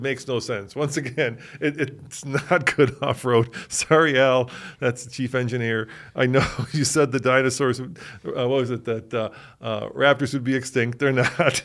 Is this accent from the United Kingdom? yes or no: no; United States; as just an American